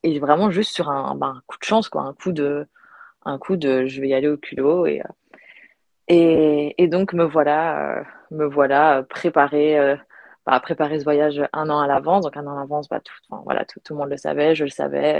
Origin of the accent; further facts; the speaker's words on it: Belgium; moved away as an adult; also born or lived in United States / Australia; now in Barcelona, Spain; je suis belge, j'ai grandi en Belgique